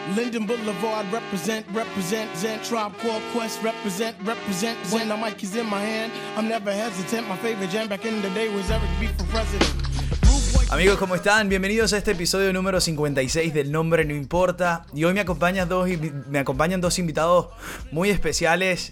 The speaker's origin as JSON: {"language": "Spanish", "country": "Venezuela", "tie": "born or raised there", "moved": "as an adult", "said": "nosotros que crecimos en Venezuela y que hicimos hasta carrera profesional, hasta luego nos, nos, nos tocó emigrar"}